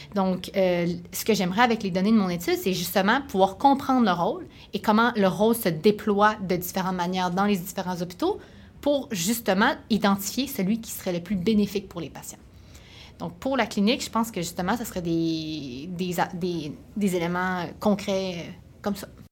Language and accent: French; Sherbrooke, Quebec, Canada; je viens de Sherbrooke